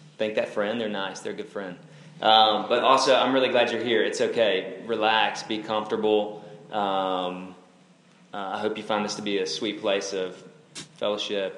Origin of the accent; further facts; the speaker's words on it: North Alabama, United States; moved away; I'm originally from Alabama